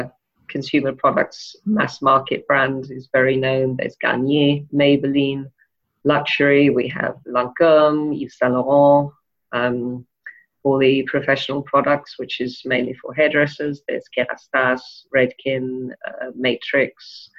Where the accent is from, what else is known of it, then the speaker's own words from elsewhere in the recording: Denmark; also born or lived in England / Wales / France / Spain; Well, I was born in England and we moved to Denmark when I was almost 4. Apart from a short stint in Saudi Arabia, we were there until I went to Wales to go to university when I was 17.